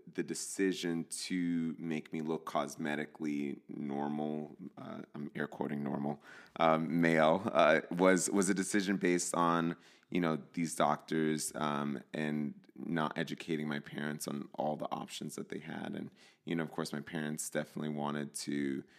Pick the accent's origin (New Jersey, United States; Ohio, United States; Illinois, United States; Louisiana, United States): New Jersey, United States; moved away as an adult; also born or lived in California; I grew up in New Jersey in a Latino household. My parents are from El Salvador